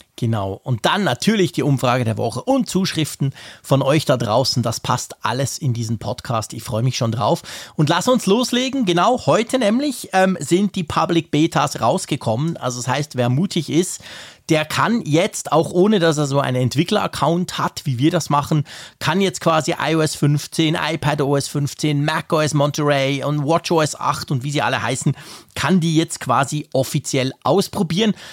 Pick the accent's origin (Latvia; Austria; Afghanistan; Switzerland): Switzerland; wir als Schweizer